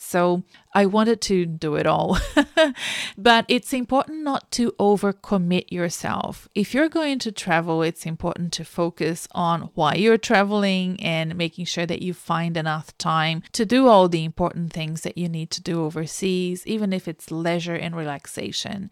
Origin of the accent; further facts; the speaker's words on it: Brazil; now in Melbourne, Australia; I live in Australia, in Melbourne, but I'm originally from Brazil